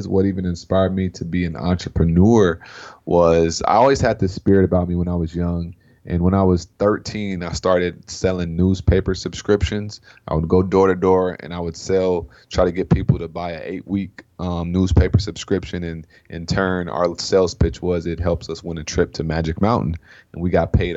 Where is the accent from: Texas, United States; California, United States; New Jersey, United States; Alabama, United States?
California, United States; Sacramento; I'm from Sacramento, California, so I'm a Cali boy at heart